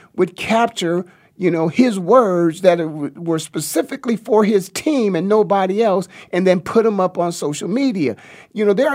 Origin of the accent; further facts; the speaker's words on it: Canton, Ohio, United States; I'm from Stark County, Ohio, the Hall of Fame city of Canton, Ohio